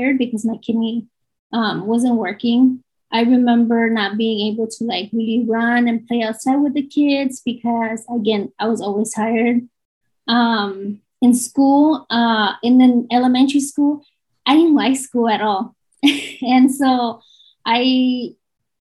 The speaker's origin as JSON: {"language": "English", "region": "Southern California", "country": "United States", "said": "I am from Southern California"}